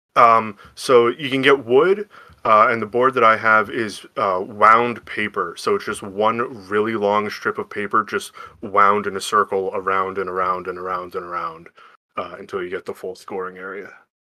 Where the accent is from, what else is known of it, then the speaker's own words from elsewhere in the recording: Whitehall, Pennsylvania, United States; also born or lived in Shippensburg, Pennsylvania; now in Bethlehem, United States; I'm originally from, uh, Eastern P A, the Lehigh Valley, um, small town called Whitehall